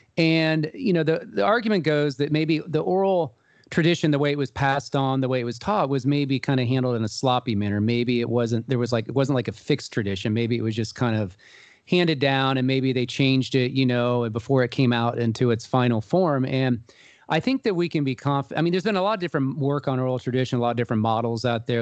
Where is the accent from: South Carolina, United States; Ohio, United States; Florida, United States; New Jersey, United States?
Ohio, United States; Columbus; I'm originally from Columbus, Ohio, and I was raised in a Jewish community here.